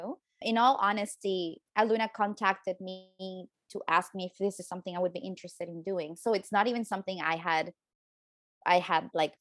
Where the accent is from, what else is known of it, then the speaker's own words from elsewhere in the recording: Colombia; moved away as an adult; now in Toronto, Canada; I am from Colombia